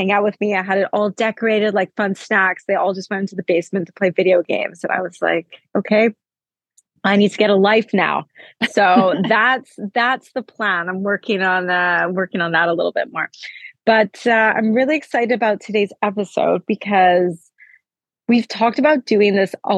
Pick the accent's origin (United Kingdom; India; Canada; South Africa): Canada; now in Oslo, Norway; I'm Canadian